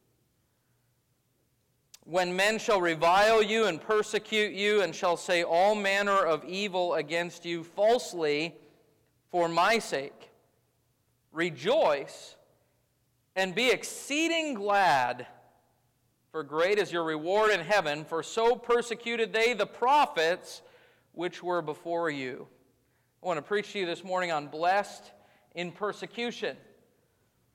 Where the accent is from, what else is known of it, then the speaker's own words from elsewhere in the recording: United States; As American Christians, we have been very blessed to live our entire lives in religious freedom